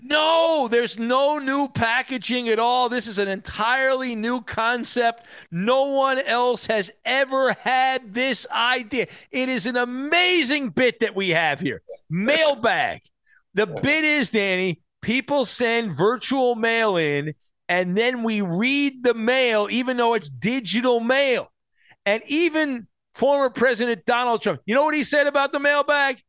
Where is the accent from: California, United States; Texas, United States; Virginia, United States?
California, United States; Irvine; I was delivering the Irvine World News, a defunct newspaper, when I was growing up in Irvine